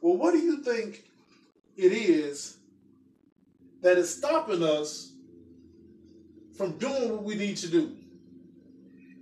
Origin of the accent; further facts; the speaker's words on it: Chicago, Illinois, United States; I'm from Chicago. I'm from the south side of Chicago. So, you know, I grew up in the city